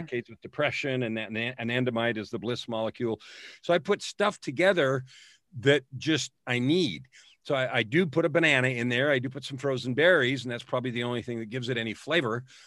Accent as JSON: {"language": "English", "town": "San Francisco", "region": "California", "country": "United States", "tie": "born or raised there", "moved": "yes", "lives_now": "Edmonton, Canada", "said": "I was born in San Francisco."}